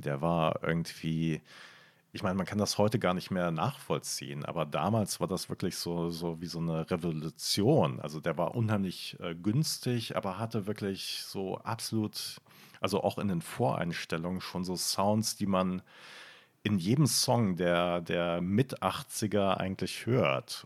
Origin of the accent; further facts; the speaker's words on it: Bonn, North Rhine-Westphalia, Germany; ich bin halt in Bonn aufgewachsen